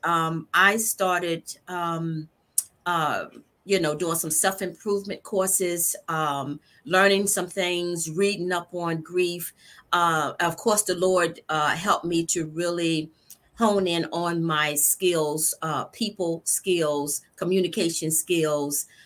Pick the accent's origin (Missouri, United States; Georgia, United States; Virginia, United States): Virginia, United States; Norfolk; also born or lived in Spain; now in Virginia Beach, United States; Born and raised in Norfolk, Virginia